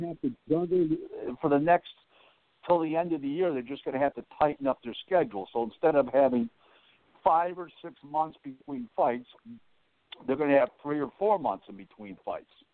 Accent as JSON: {"language": "English", "town": "Buffalo", "region": "New York", "country": "United States", "tie": "born or raised there", "said": "Buffalo, my hometown"}